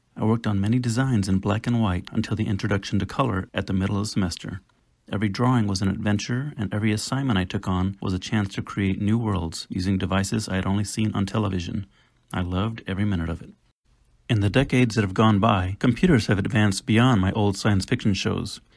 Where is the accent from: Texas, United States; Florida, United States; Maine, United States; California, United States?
Texas, United States; San Antonio; I grew up in San Antonio, Texas